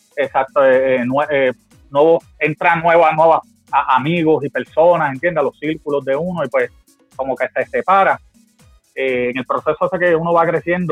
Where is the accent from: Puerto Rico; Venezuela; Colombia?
Puerto Rico; Guayama; moved away; mi pueblo Guayama